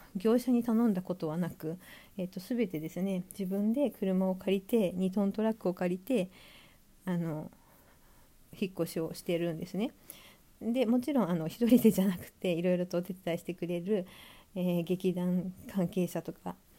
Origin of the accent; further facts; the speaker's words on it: Sapporo, Hokkaido, Japan; moved away as an adult; also born or lived in Tokyo; 地元は札幌なんですけど札幌では取らずに、えーと、大学で東京に出てきて